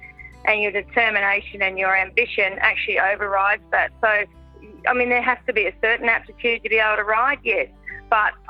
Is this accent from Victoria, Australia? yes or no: no; Bundaberg, Queensland, Australia; we grew up in Bundaberg in Queensland